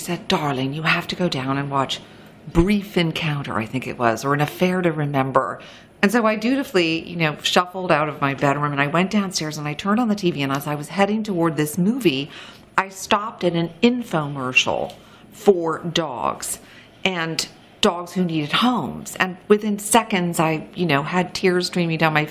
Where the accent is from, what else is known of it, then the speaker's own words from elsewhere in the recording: New York City, New York, United States; I grew up in New York City